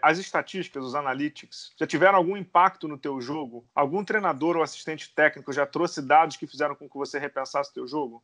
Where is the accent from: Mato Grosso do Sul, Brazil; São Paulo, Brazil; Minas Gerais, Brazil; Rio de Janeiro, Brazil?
Rio de Janeiro, Brazil; eu sou do Rio